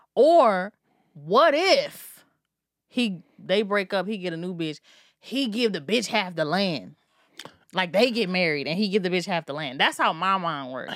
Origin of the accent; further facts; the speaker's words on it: Maryland, United States; I'm from Maryland